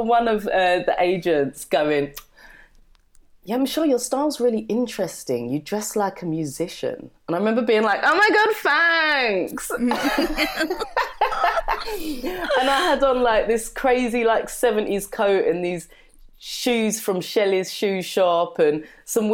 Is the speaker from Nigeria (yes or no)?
no; London, United Kingdom; growing up in London, I grew up in Brixton